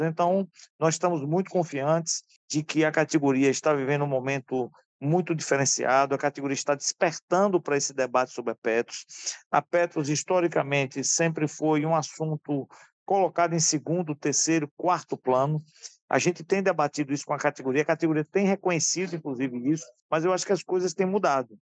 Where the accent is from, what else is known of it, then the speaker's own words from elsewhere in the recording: Alagoinhas, Bahia, Brazil; sou da Bahia, da cidade de Alagoinhas